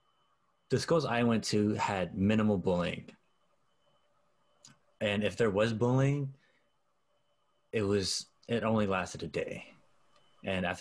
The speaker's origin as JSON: {"language": "English", "town": "Oakland", "region": "California", "country": "United States", "tie": "born or raised there", "also_born_or_lived": "Stockton, California", "said": "I grew up in Oakland and Stockton, both the rough parts of both places"}